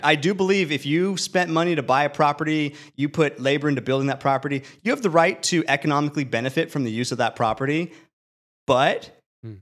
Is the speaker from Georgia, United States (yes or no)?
no; California, United States; as a Californian